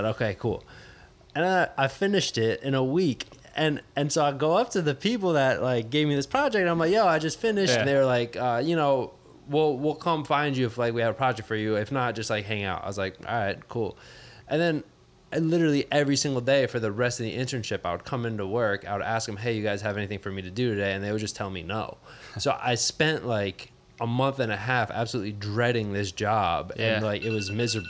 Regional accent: Miami, Florida, United States; I'm from Miami, grew up in South Florida

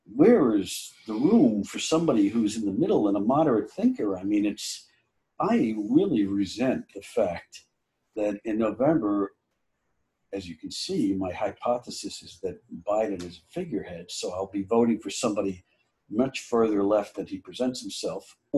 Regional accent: New Jersey, United States; growing up in New Jersey

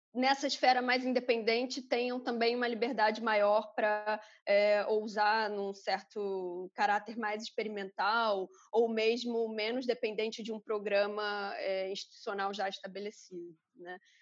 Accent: Rio de Janeiro, Brazil; E eu cresci em Campo Grande a vida toda, só saí de Campo Grande quando entrei na universidade

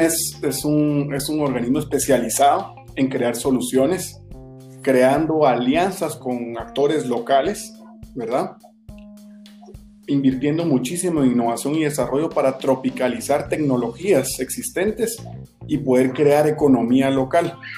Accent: Guatemala; como guatemaltecos

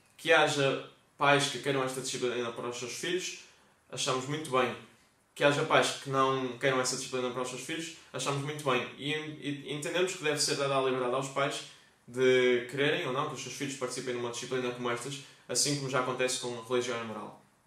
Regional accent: Vila Nova de Famalicão, Norte, Portugal; Famalicão, minha terra

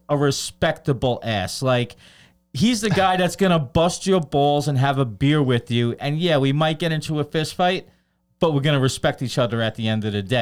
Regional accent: New York City, New York, United States; I grew up in Brooklyn

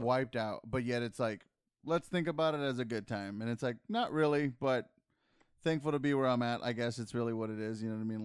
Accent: San Antonio, Texas, United States; we're from San Antonio, and here in this city, technically, we're the majority

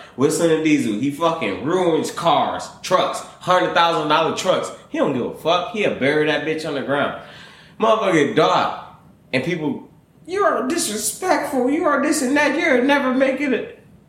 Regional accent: Michigan, United States; and I'm from Michigan.

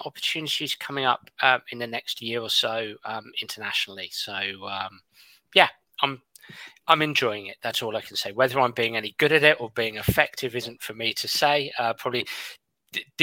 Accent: England, United Kingdom; as an Englishman

